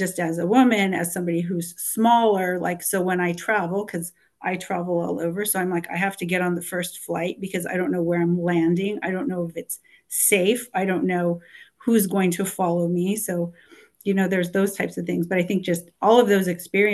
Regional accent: Los Angeles, California, United States; I'm from Los Angeles

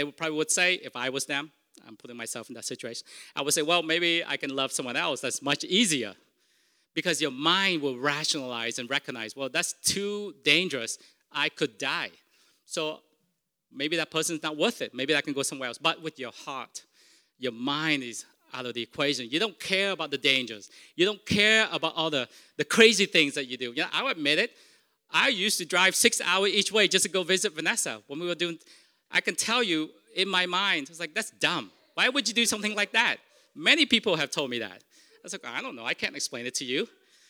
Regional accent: Vietnam; first language Vietnamese; English is a second language; moved away; Because Vietnamese is my first language. And I know this. In time of stress, I will always revert back to Vietnamese. Even though I don't speak it, I've been here for 36 years, I can count so much faster in Vietnamese.

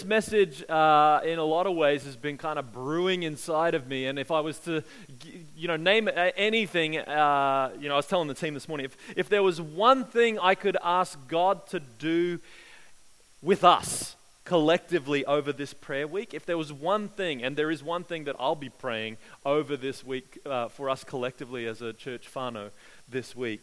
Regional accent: Australia; growing up in Australia

